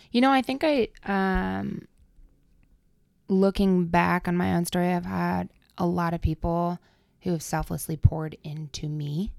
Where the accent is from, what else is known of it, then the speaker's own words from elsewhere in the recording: Adel, Iowa, United States; moved away as an adult; now in Quad Cities, United States; I am originally from Adel, Iowa